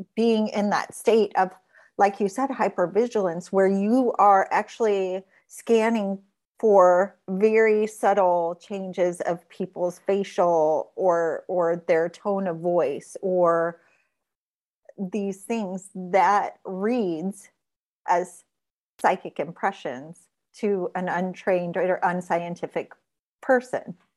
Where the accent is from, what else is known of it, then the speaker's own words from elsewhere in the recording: Gary, Indiana, United States; I come from Gary, Indiana, which is like steel mills and chem spills